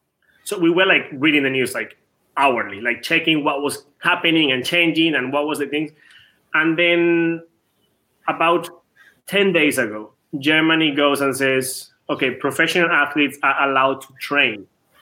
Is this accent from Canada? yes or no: no; Venezuela; English is a second language; I'm from Venezuela.